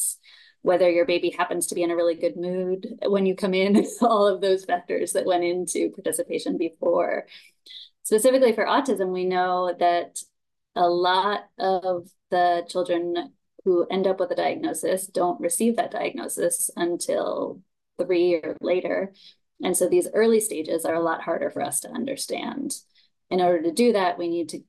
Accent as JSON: {"language": "English", "region": "New York", "country": "United States", "tie": "born or raised there", "also_born_or_lived": "Japan", "moved": "yes", "lives_now": "North Carolina, United States", "said": "I grew up in New York"}